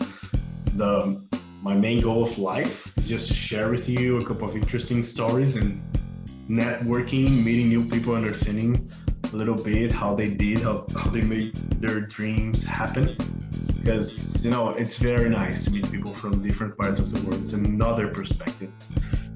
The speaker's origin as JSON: {"language": "English", "town": "Goiânia", "region": "Goiás", "country": "Brazil", "tie": "born or raised there", "also_born_or_lived": "Belo Horizonte, Brazil", "moved": "yes", "lives_now": "Los Angeles, United States", "said": "I was born in Belo Horizonte, in the southeast of Brazil. But I grew up in Goiânia, a city close to Brasília, the capital city of Brazil"}